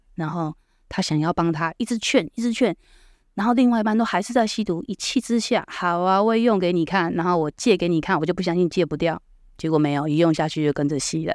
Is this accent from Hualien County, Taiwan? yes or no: yes; Hualien, Hualien County, Taiwan; 我是花莲人嘛